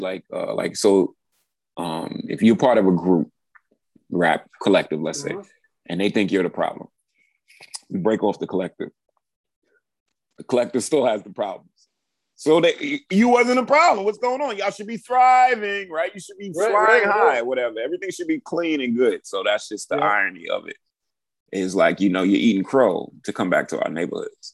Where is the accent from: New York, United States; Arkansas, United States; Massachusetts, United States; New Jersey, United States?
New York, United States; New York City; my building that I grew up in on Tennis Court off Church Ave